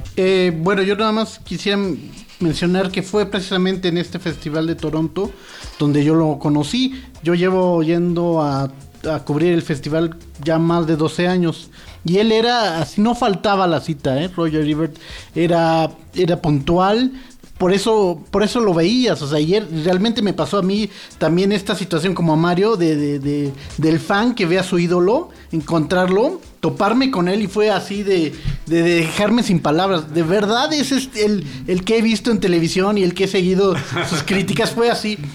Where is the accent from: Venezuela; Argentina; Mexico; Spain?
Mexico; yo vengo de México